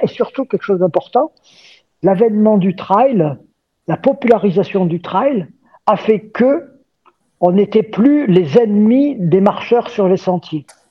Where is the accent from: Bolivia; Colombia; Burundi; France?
France; Gap, Provence-Alpes-Côte d'Azur; moved away as an adult; je suis né euh, à Gap, dans les Hautes-Alpes. Je suis ce qu'on appelle un Gapensé